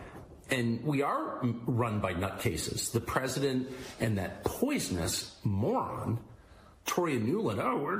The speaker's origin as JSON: {"language": "English", "town": "San Diego", "region": "California", "country": "United States", "said": "I'm from La Jolla, California."}